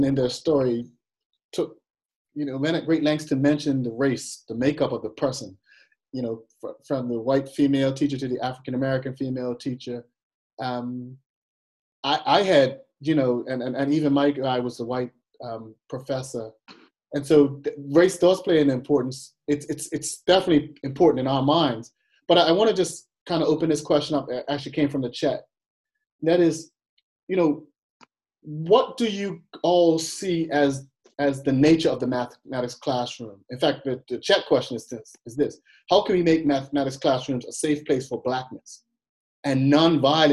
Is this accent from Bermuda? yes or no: yes; Bermuda; moved away as an adult; also born or lived in Massachusetts; being away from my home country of Bermuda